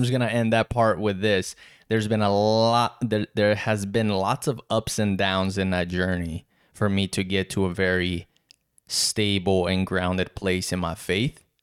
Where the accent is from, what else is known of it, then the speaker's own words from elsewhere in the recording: South Region, Brazil; English is a second language; now in Wilmington, United States; born and raised in Brazil, south of Brazil. English is my third language